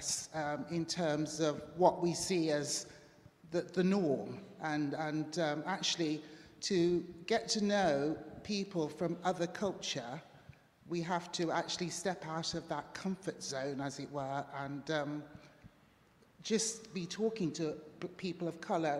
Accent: Jamaica; also born or lived in Derby; now in United Kingdom; I grew up in Jamaica, and my grandmother took me to an Anglican church every Sunday

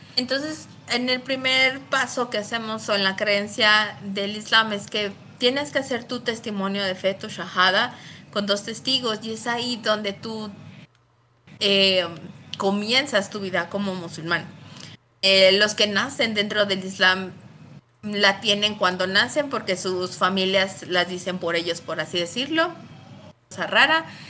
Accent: León, Guanajuato, Mexico; soy originaria de León, Guanajuato

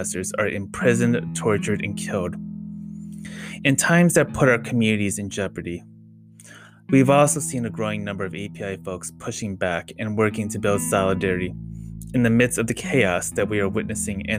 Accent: United States; As a queer Viet Khmer American, I thought about how my own early struggles with my queer identity made me feel further isolated from my parents' communities. And as an American, I was always perceived as a foreigner

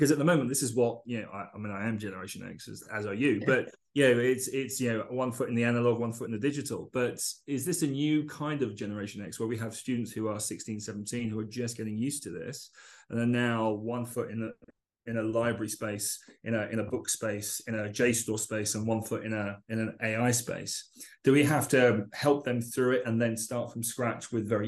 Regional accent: London, United Kingdom; I remember as a boy, you know, I grew up in East London

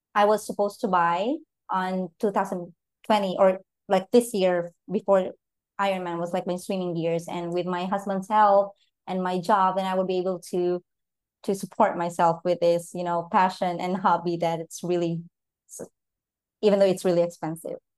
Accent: Philippines; I'm from the Philippines

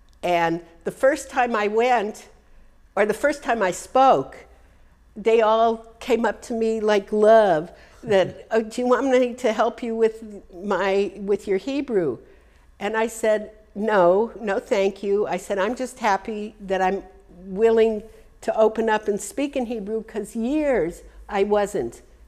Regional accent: United States; When I grew up in America, I'm talking, you know, 70 years ago, there was a thing, you had to be different than your mother.

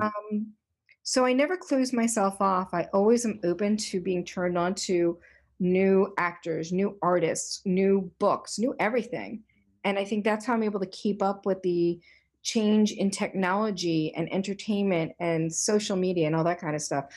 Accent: Delaware, United States; moved away as an adult; also born or lived in Boston / New York City; I was born and raised in Delaware, but I left as soon as I finished high school.

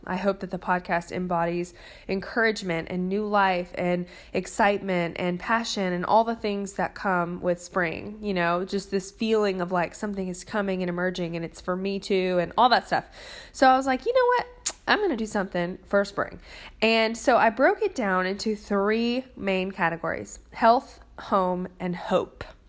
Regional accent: Nashville, Tennessee, United States; I'm from Nashville, Tennessee, where there is a good restaurant on every corner.

